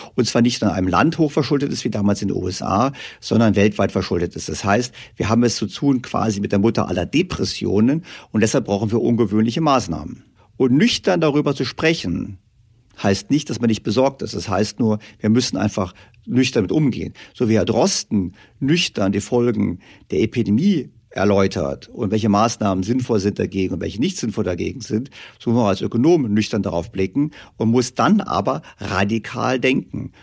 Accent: Germany; Wir Deutschen

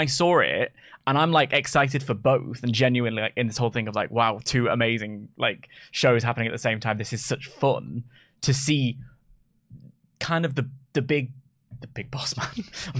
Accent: England, United Kingdom; I'm 30 and from England and white.

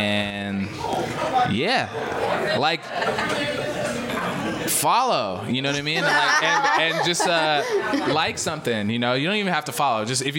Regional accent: Seattle, Washington, United States

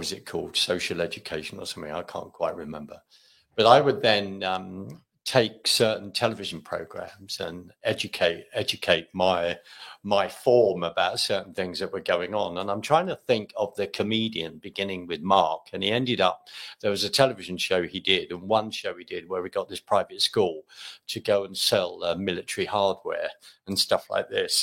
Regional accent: London, United Kingdom; now in Scotland; I'm from London. Mm-hmm. Originally

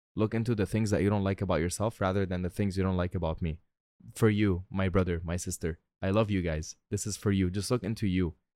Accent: Tripoli, North Governorate, Lebanon; now in Dubai, United Arab Emirates; my hometown, Tripoli

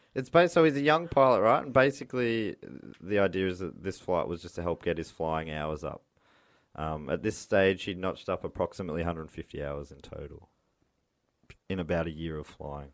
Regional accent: Moorabbin, Victoria, Australia; I grew up in Moorabbin

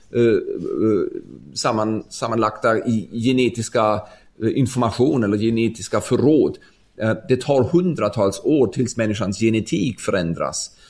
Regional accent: Ulm, Baden-Württemberg, Germany; Swedish is a second language; moved away as an adult; also born or lived in Stockholm, Sweden; min hemstad Ulm i södra Tyskland

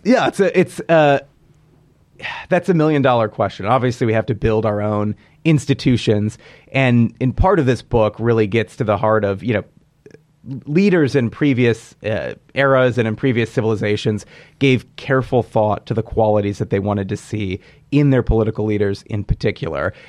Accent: Hillsdale County, Michigan, United States; moved away; I grew up in Hillsdale County

